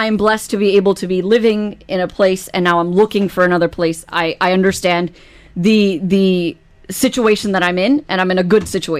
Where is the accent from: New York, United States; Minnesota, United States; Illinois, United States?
New York, United States; I am from New York.